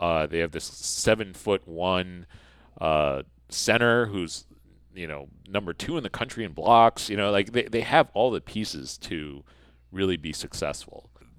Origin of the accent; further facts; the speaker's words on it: Taiwan; A lot of people always ask, like, oh, how are you able to be a Duke fan, like, growing up in Taiwan?